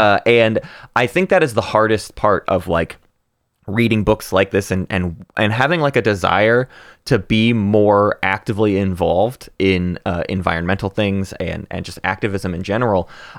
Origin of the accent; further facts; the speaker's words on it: Arkansas, United States; you and I are from a pretty affluent area. We are from Northwest Arkansas. We are from the hometown of one of the largest company in the world